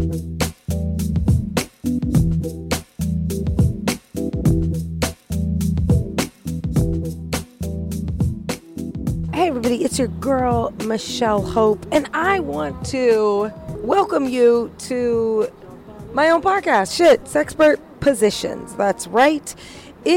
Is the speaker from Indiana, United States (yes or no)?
yes; Indiana, United States; I was raised in Indiana